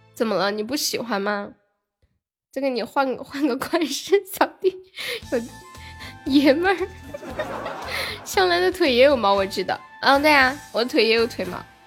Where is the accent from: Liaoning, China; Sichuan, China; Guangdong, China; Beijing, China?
Sichuan, China; Nanchong; 我是南充的